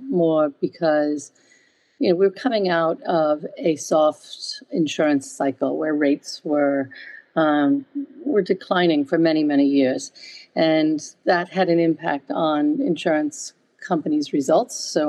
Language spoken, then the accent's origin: English; United States; accent: American; moved away as an adult; also born or lived in Paris, France; now in United Kingdom; I did start my career in the United States, hence my accent, but the majority of it has been here in the UK